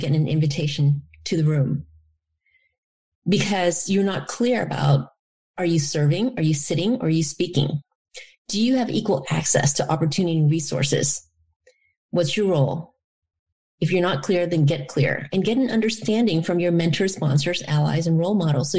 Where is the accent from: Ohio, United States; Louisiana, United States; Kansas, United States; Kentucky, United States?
Louisiana, United States; also born or lived in Da Nang, Vietnam; My experience growing up in the Deep South in Louisiana as a result of being a refugee and then an immigrant